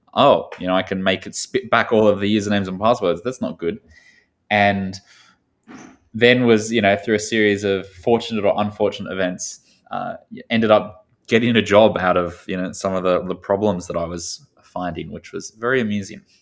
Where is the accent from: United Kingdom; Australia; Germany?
Australia; moved away as an adult; also born or lived in Sydney / Chicago; now in New York, United States; I grew up, uh, a little bit south of the U S and, and to the right in a small town in Australia